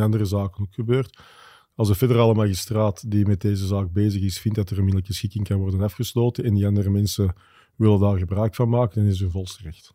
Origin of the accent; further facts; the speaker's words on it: Wilrijk, Flanders, Belgium; Ik ben afkomstig van Wilrijk, dus dat gaat zoals het hoort van grootvader op vader op, op kleinzoon